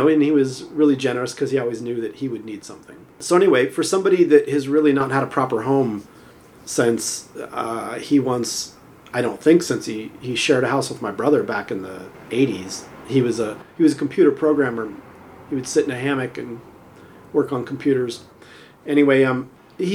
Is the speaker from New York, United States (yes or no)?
no; Southern California, United States; now in Ashland, United States; growing up in Southern California